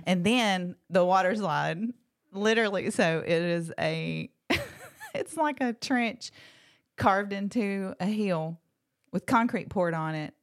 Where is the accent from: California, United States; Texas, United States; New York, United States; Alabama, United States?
Alabama, United States; Locust Fork; I grew up in Blunt County